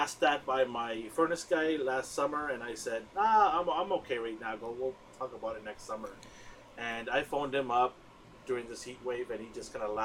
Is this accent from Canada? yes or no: yes; Vancouver, British Columbia, Canada; we are actually from Vancouver, BC, Canada